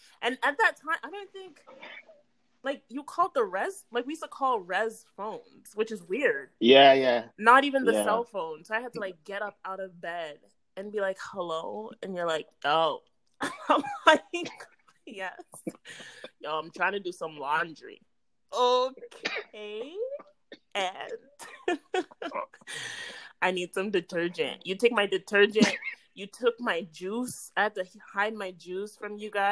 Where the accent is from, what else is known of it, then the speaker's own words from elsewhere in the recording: Brampton, Ontario, Canada; Brampton, I was from Brampton